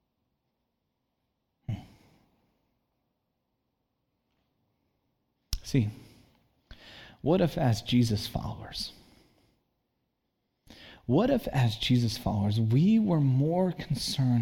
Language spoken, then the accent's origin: English; Santa Cruz, California, United States; moved away as an adult; also born or lived in Chicago; I grew up in Santa Cruz